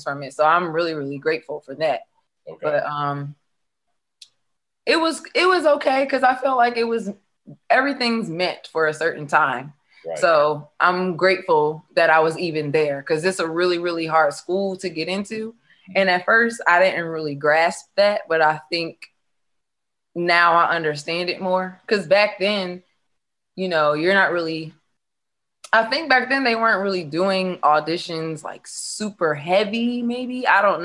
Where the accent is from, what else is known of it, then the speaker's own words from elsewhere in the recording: Delaware, United States; I'm actually from Delaware